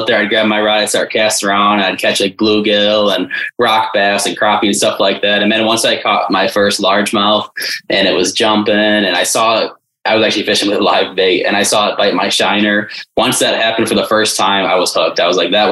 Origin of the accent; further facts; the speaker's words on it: Detroit, Michigan, United States; I grew up in Metro Detroit, still live there today.